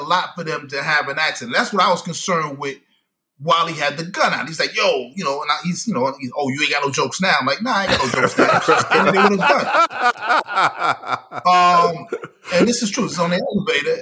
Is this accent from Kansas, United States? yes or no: no; New York City, New York, United States; growing up in Brooklyn, Linda Plaza, shout out to Linda Plaza, East New York